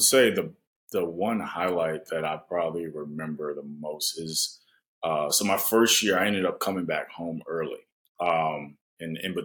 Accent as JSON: {"language": "English", "country": "United States", "also_born_or_lived": "Japan"}